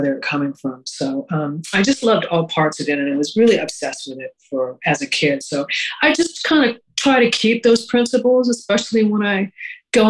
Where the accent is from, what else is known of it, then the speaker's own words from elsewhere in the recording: Montreal, Quebec, Canada; I grew up in Montreal, which was a great city